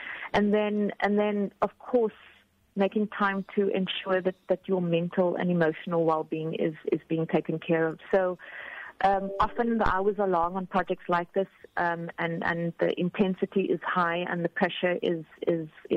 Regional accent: Cape Town, Western Cape, South Africa; moved away as an adult; also born or lived in Abu Dhabi / Dubai; now in Qatar; I'm from Cape Town and the Western Cape

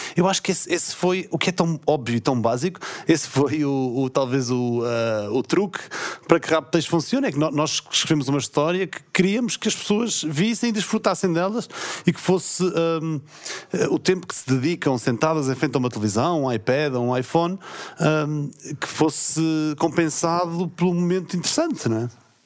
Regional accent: São Miguel, Azores, Portugal; accent: Micaelense; moved away as an adult; also born or lived in mainland Portugal; Eu sou de São Miguel, falei a minha vida toda antes de viver para o continente com pronúncia

